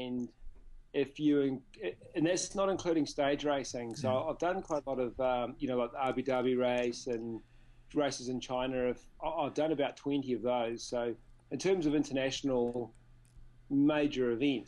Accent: Nelson, New Zealand; my hometown of Nelson

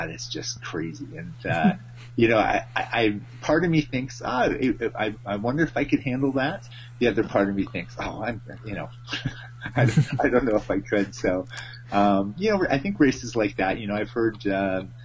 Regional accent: Canada; as a Canadian

